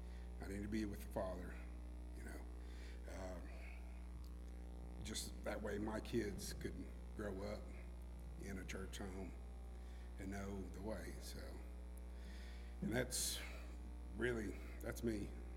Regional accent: Manchester, United States; also born or lived in Panama; I grew up in Manchester, but I wasn't born there. I was born in Panama. We moved, I guess, probably in, I was 6 years old, 5 years old, somewhere around that age.

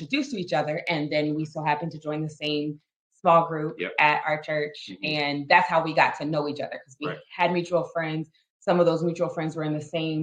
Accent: Maryland, United States; moved away as an adult; also born or lived in North Carolina / Ohio; I'm originally from Maryland, but my family was in North Carolina at the time

